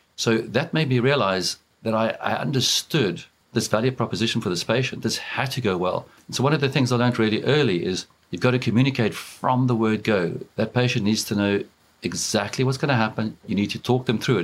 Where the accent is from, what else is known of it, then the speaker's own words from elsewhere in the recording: South Africa; moved away as an adult; now in Dublin, Ireland; I grew up in South Africa.